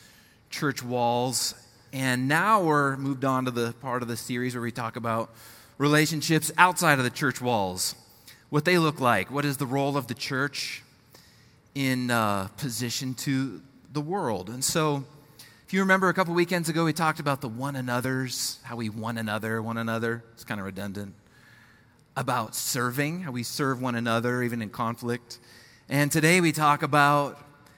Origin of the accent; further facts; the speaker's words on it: Colorado, United States; moved away as an adult; also born or lived in Nashville, Tennessee / South Bend, Indiana / Minneapolis, Minnesota; I'm born and raised in Colorado, fourth generation Colorado native